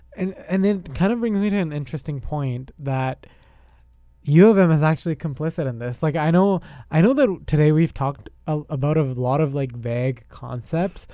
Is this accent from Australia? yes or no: no; India; now in Canada; I'm not Canadian. I am Indian. I have an Indian citizenship